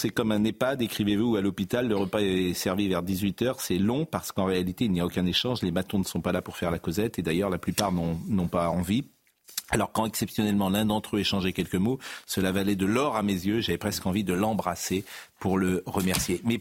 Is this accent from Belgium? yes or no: no; Marseille, Provence-Alpes-Côte d'Azur, France; Mais je suis Marseillais.